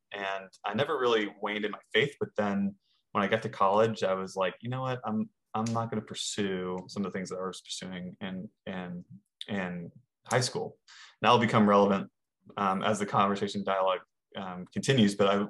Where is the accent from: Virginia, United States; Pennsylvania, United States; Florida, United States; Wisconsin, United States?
Virginia, United States; Northern; So I grew up in Northern Virginia.